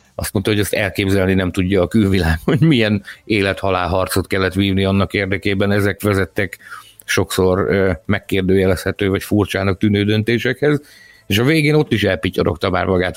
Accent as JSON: {"language": "Hungarian", "country": "Hungary", "said": "magyarok vagyunk"}